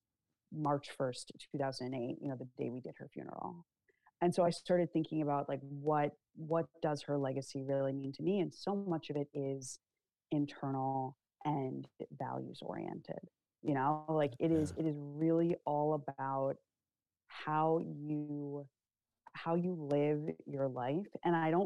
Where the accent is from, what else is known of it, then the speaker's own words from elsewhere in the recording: United States; I'm an American. I am proud to be an American. I love my country